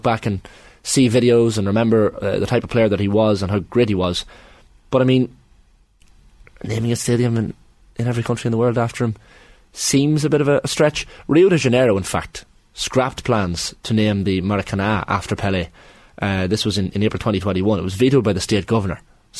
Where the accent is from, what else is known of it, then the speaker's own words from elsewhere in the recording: Monaghan, County Monaghan, Ireland; Monaghan Town, County Monaghan.